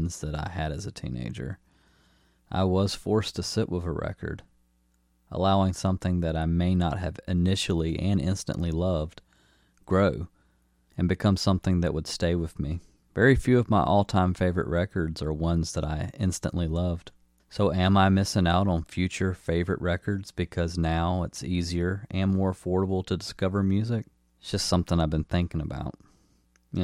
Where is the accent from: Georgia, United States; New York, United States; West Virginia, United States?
Georgia, United States; Newnan; my hometown of Noonan, Georgia